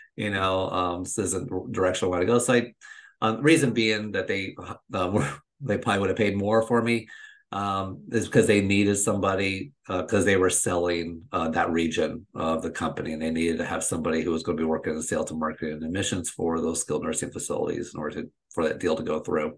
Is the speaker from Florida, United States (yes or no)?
yes; just outside of Orlando, Florida, United States; I'm originally from Florida, I'm originally from where I live, and that's just outside of Orlando